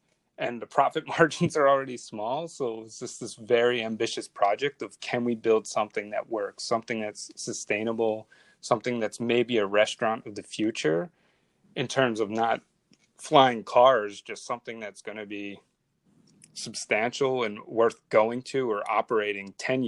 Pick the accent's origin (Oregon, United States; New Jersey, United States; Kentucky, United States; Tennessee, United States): New Jersey, United States; being near the Bay reminds me of where I grew up in New Jersey as a kid.